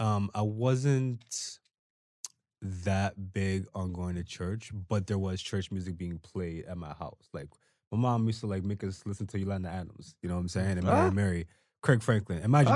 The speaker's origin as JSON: {"language": "English", "country": "Angola", "said": "because I'm from Angola too, right?"}